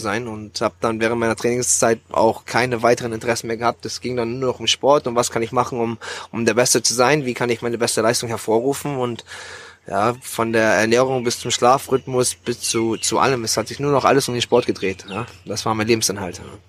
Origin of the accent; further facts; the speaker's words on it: Bremerhaven, Bremen, Germany; moved away as an adult; now in Thailand; in meiner Heimatstadt Bremerhaven, wo ich geboren und aufgewachsen bin